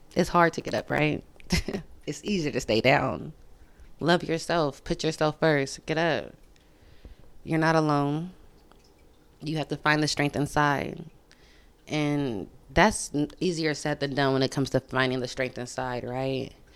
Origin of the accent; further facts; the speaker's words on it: Sacramento, California, United States; I'm from Sacramento